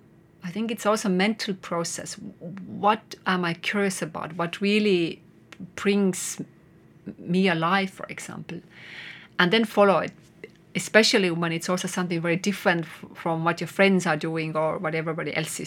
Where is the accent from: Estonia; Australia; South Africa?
Estonia; English is a second language; also born or lived in Netherlands; And I came back from Netherlands, and I was so amazed by Estonian nature.